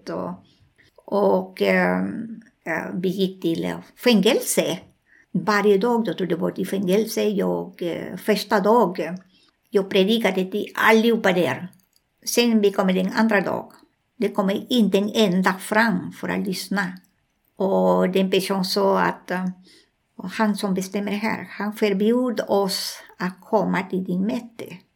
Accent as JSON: {"language": "Swedish", "country": "Colombia", "also_born_or_lived": "Peru", "second_language": "Swedish", "moved": "yes", "said": "Jag var en stund jag bodde i Amazonas i Peru. Alltså ah, jag kommer från Colombia."}